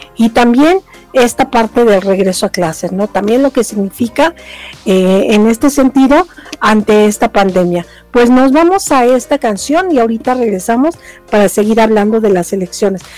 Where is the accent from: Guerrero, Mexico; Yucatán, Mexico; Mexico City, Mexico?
Mexico City, Mexico; yo que soy de Tlalpan